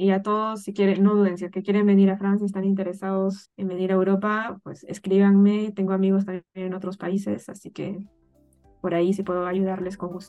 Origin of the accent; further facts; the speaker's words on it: Peru; moved away as an adult; el motivo por el que yo salí de Perú era porque no encontraba esta área en la que me estoy desarrollando allá.